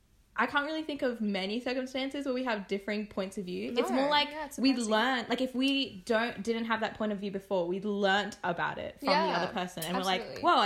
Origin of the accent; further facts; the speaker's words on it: Australia; accent: Australian; I am Australian, if you can't tell by my accent, but I'm also half Indian, half Filipino.